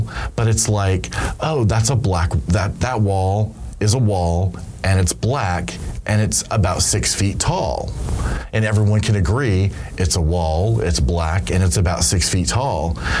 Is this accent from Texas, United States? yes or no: yes; Dallas, Texas, United States; also born or lived in Los Angeles, United States; I grew up in Los Angeles and Dallas primarily, and in both of those cities